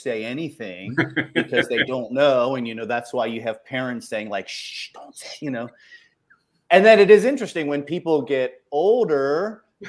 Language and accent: English; Ohio, United States; I was raised in Ohio, so I'm a polite Midwesterner most of the time